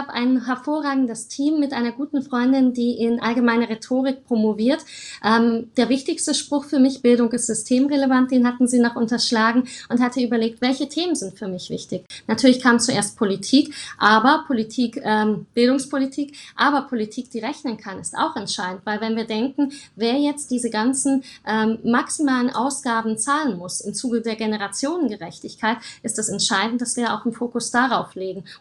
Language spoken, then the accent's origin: German; Germany; also born or lived in Romania; Ich bin 1988 geboren und dann 1990 nach Deutschland mit dem deutschen Teil meiner Familie gekommen.